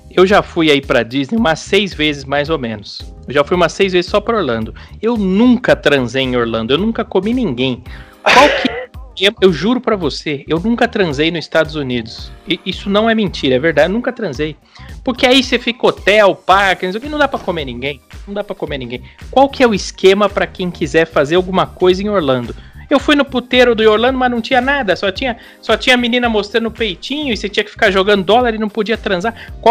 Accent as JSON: {"language": "Portuguese", "region": "Quebec", "country": "Canada", "tie": "born there", "said": "Eu sou canadense. Eu nasci no Canadá."}